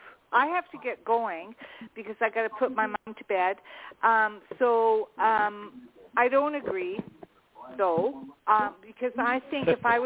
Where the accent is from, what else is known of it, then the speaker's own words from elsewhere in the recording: Canada; And I'm not from the U.S. I'm from Canada, and I learned that in school.